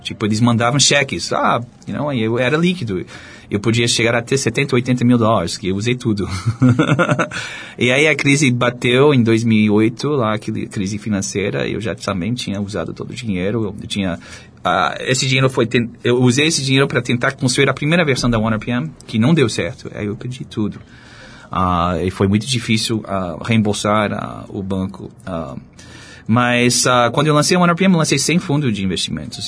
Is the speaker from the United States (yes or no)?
yes; United States; Portuguese is a second language; moved away as an adult; also born or lived in France / Charlottesville, Virginia; now in Brazil; eu cresci nos Estados Unidos